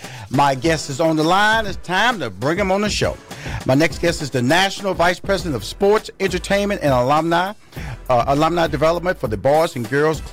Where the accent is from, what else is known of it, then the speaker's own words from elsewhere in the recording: Atlanta, Georgia, United States; but you in my hometown, which is Atlanta, and also Houston, Texas.